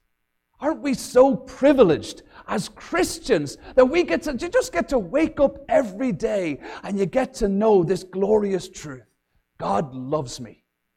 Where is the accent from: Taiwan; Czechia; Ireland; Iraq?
Ireland; also born or lived in England; now in Minnesota, United States; growing up in Ireland, and my dad had a fantastic capacity to never be able to keep a job, so we moved all over from Ireland and England